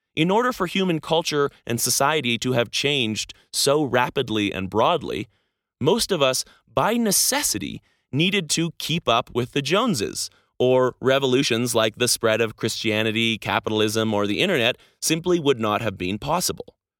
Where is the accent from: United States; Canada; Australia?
Canada; moved away as an adult; Being Canadian